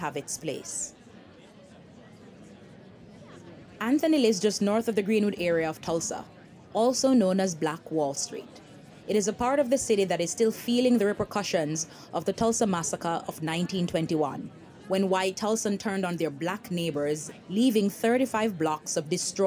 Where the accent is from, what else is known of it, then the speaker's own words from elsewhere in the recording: Jamaica; moved away as an adult; now in United States; I came to the US from Jamaica at 19 to go to college